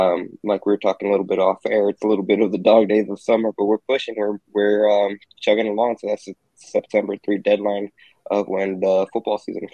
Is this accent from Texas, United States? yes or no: yes; Houston, Texas, United States; Houston, H-Town.